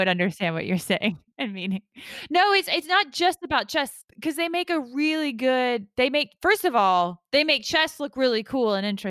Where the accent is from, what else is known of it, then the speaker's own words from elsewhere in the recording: Georgia, United States; now in United Kingdom; Georgia, that's my home state.